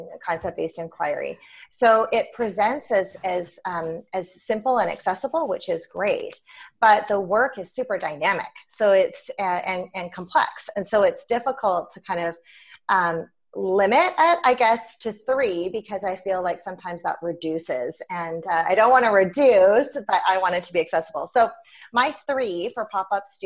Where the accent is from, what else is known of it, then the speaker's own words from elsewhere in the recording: British Columbia, Canada; I'm from British Columbia